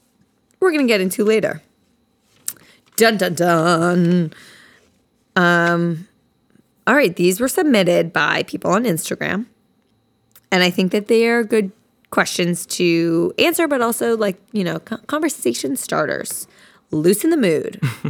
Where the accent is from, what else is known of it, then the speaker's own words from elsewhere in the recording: Princeton, New Jersey, United States; Basically, we are both from Princeton, New Jersey, and we went to elementary school together. Shout out Johnson Park.